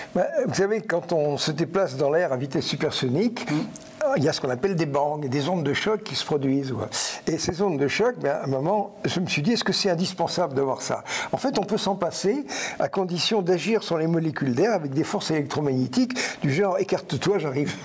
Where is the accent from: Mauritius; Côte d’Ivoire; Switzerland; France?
France; nous sommes des Français créatifs